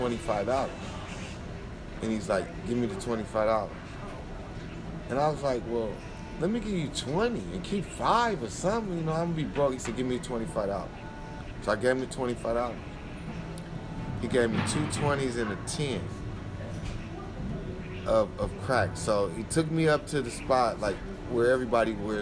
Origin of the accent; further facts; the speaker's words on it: Nebraska, United States; moved away; And I'm young. I'm from Nebraska.